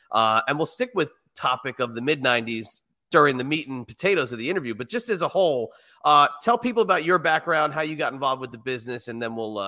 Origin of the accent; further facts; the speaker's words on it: New England, United States; So growing up in the New England area, you know, obviously WWF is going to be the number one.